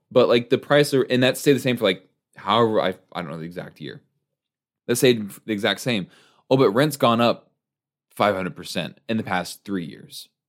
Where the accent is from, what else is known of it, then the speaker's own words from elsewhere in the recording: United States; growing up in the United States.